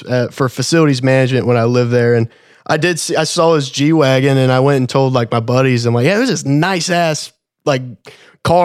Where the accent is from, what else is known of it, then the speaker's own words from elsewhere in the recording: Kentucky, United States; I'm from Kentucky. I'm not a Texan